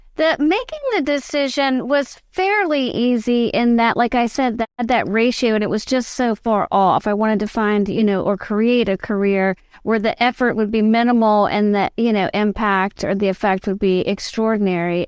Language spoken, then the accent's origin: English; Richmond, Virginia, United States; I was born and raised in Richmond, Virginia.